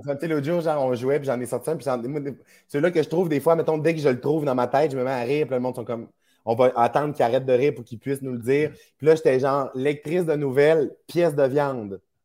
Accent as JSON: {"language": "French", "town": "Saguenay", "region": "Quebec", "country": "Canada", "tie": "born or raised there", "moved": "yes", "lives_now": "Montreal, Canada", "said": "ma région natale"}